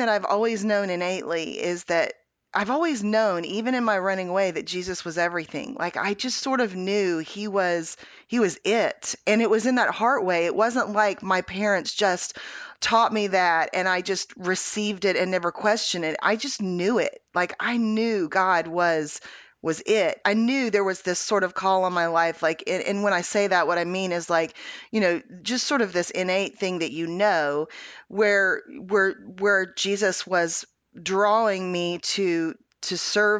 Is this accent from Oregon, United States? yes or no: no; Houston, Texas, United States; I was born in Houston, Texas